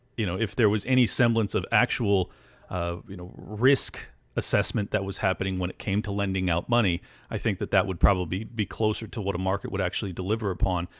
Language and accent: English; San Diego, California, United States; moved away; I was born and raised in California, in San Diego